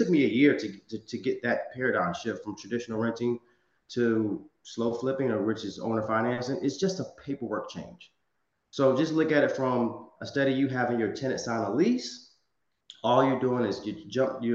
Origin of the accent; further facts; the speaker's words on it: Virginia, United States; now in Los Angeles, United States; one of my markets is my hometown in Virginia. I live in Los Angeles, California